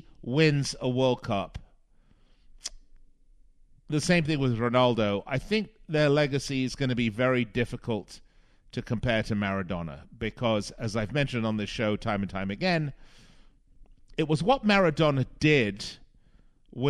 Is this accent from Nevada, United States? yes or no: yes; Las Vegas, Nevada, United States; my hometown of Las Vegas